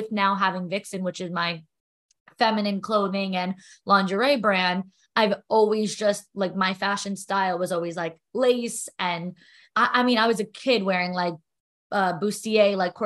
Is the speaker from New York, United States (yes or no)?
yes; New York, United States; I'm a New Yorker